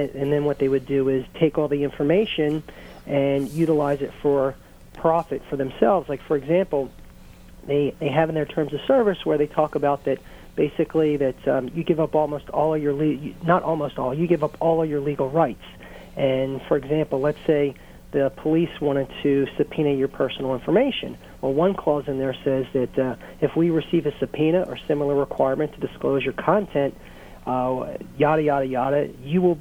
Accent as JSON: {"language": "English", "town": "Baltimore", "region": "Maryland", "country": "United States", "moved": "yes", "lives_now": "Washington, D.C., United States", "said": "I'm from Baltimore originally. I live in the Washington, D.C. area."}